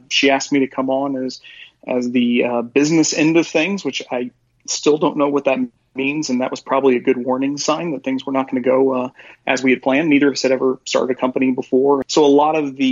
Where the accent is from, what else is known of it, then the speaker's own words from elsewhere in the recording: Joplin, Missouri, United States; also born or lived in Virginia / Columbia, Missouri; I grew up in Joplin, Missouri, and went to school in Virginia